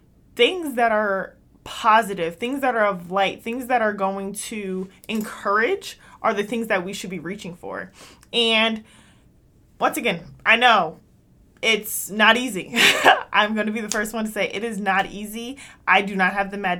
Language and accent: English; United States; we go to these schools in America because I'm American